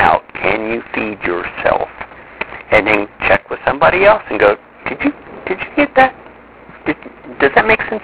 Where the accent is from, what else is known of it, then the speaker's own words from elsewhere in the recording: Midwest, United States; I grew up in the Midwest